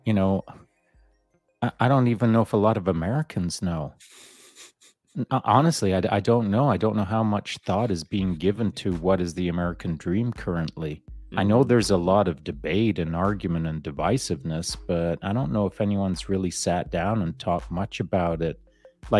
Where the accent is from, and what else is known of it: Canada